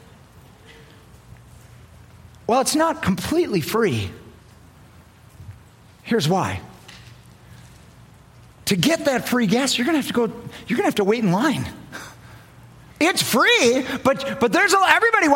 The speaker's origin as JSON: {"language": "English", "town": "Milton", "region": "Wisconsin", "country": "United States", "tie": "born or raised there", "said": "We're from Milton, Wisconsin"}